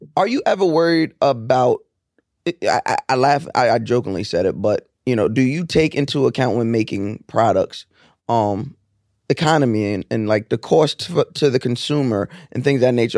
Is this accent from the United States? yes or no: yes; New York, United States; growing up in New York